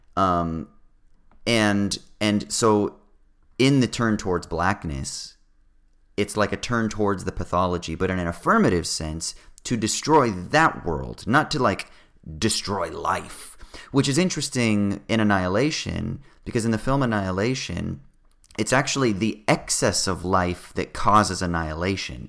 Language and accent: English; California, United States; I'm from California